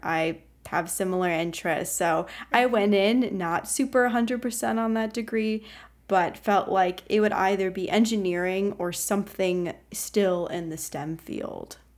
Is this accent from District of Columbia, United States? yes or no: no; Ohio, United States; moved away as an adult; also born or lived in Pittsburgh, Pennsylvania; my home state of Ohio